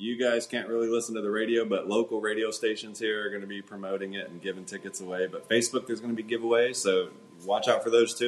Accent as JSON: {"language": "English", "town": "Melbourne", "region": "Florida", "country": "United States", "tie": "born or raised there", "said": "here in my hometown, Melbourne, Florida."}